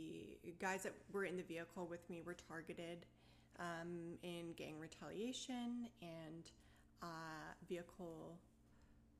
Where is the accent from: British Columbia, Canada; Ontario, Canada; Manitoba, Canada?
British Columbia, Canada; Maple Ridge; I was born and raised in Maple Ridge.